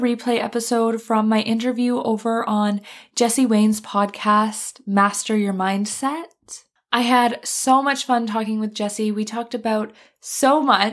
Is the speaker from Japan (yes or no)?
no; Canada; moved away; I'm traveling in Canada and visiting my family right now